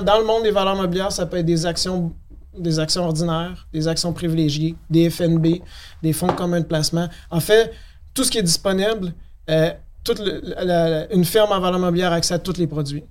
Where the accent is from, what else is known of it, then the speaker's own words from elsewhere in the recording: Quebec City, Quebec, Canada; à Québec, je viens de la ville de Québec